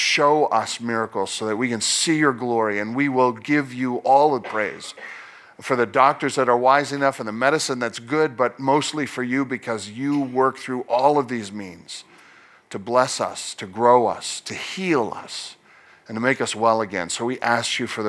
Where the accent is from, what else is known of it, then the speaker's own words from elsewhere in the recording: Nova Scotia, Canada; I was born in Nova Scotia.